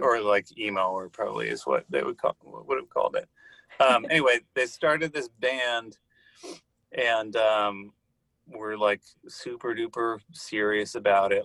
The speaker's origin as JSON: {"language": "English", "town": "Santa Monica", "region": "California", "country": "United States", "tie": "born or raised there", "said": "I grew up in Santa Monica, California."}